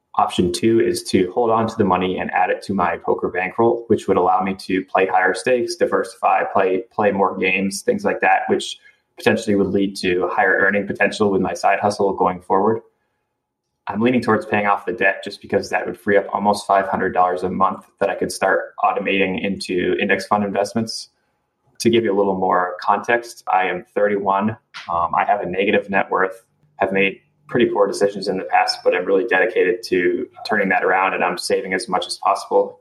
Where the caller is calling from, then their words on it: Maine, United States; I'm calling from Maine.